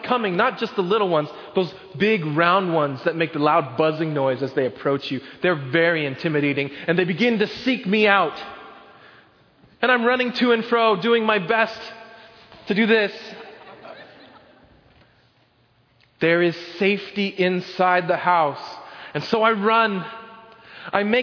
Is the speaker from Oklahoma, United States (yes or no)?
yes; Oklahoma, United States; When I was growing up in Oklahoma, we had this really big backyard